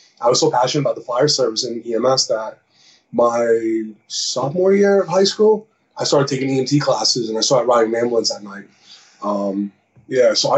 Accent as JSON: {"language": "English", "town": "Woodbridge", "region": "New Jersey", "country": "United States", "tie": "born or raised there", "said": "I was born in New Jersey, a small town in Woodbridge"}